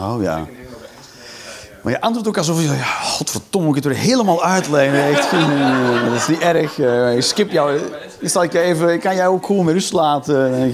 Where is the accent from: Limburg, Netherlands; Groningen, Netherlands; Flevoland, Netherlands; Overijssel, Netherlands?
Overijssel, Netherlands; Hengelo; Nee, ik kom uit Hengelo bij Enschede.